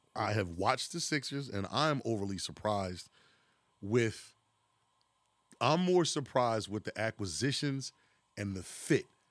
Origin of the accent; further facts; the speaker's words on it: Philadelphia, Pennsylvania, United States; we're from Philadelphia, 'cause we say ball